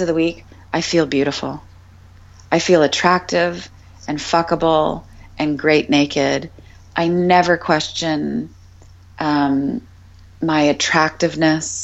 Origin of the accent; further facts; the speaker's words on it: Canada; I'm just a Canadian girl.